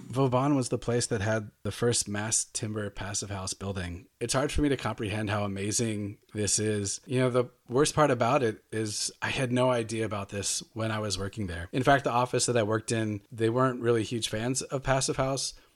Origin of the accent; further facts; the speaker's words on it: United States; moved away as an adult; also born or lived in Seattle; now in Germany; an American intern in two thousand three, two thousand four